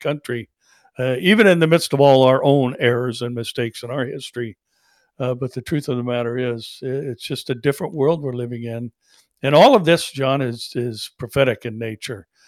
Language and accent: English; United States; as an American citizen